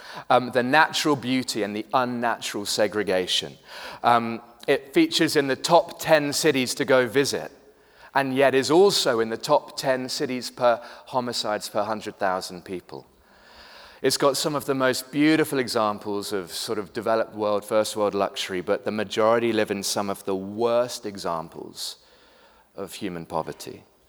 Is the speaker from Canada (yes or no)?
no; United Kingdom; now in Cape Town, South Africa; I am British, but have lived in Cape Town for the last 14 years. Slightly confused accent, if you're trying to place it, that's what it is.